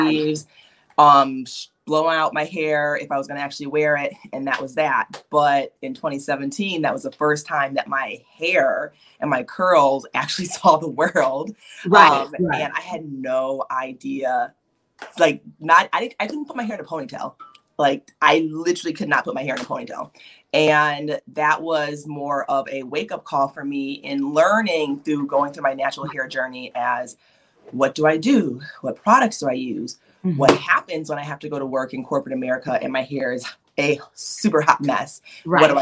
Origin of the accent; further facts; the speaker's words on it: Chicago, Illinois, United States; moved away; I'm actually originally from the Chicagoland area.